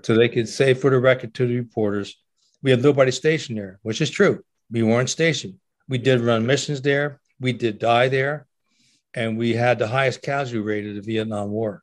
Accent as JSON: {"language": "English", "town": "Trenton", "region": "New Jersey", "country": "United States", "tie": "born or raised there", "said": "I grew up in Trenton, New Jersey, which is on the east coast of the uh, of our United States"}